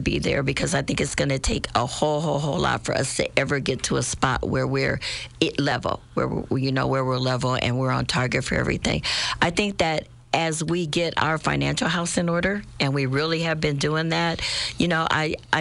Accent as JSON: {"language": "English", "town": "Springfield", "region": "Illinois", "country": "United States", "tie": "born or raised there", "said": "this is my hometown. This is where, you know, I raised my family"}